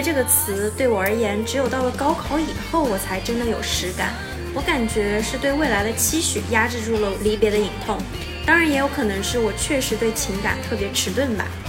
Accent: Urumqi, Xinjiang, China; 我的家乡乌鲁木齐

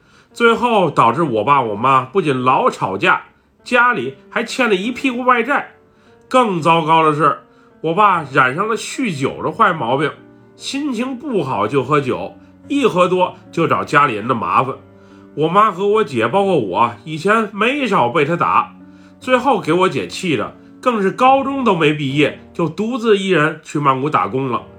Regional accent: Buriram, Thailand; 我从小是在泰国东北部的乌里兰府长大的。以前我们这个地方在泰国来讲不是很出名

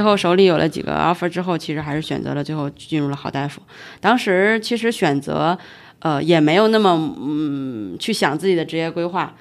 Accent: Hebei, China; moved away as an adult; also born or lived in Beijing; 因为我本身是河北的老家嘛，所以离北京又非常近

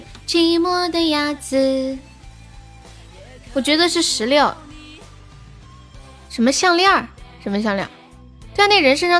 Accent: Tianjin, China; 你哪儿的？我天津的。

